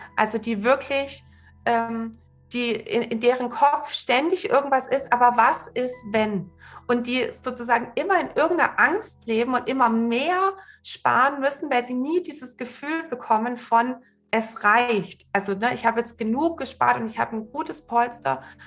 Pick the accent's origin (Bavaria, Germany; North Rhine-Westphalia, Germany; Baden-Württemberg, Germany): Baden-Württemberg, Germany; Swabia; ich bin äh, im Schwabenland aufgewachsen